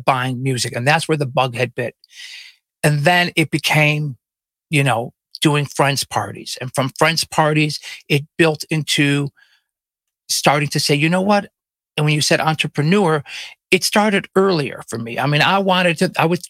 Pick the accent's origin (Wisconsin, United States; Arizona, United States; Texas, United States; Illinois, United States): Illinois, United States; Chicago; I grew up on the north side, but I went to Lane Tech